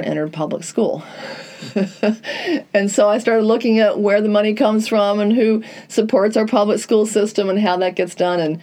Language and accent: English; Charlotte, North Carolina, United States; moved away as an adult; also born or lived in Dominican Republic; I'm moving back to, you know, my hometown